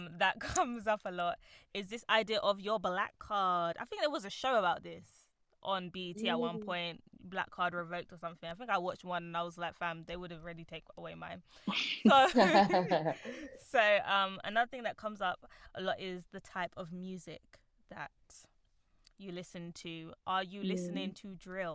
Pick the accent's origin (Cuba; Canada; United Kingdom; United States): United Kingdom; England; because I'm English, because I know English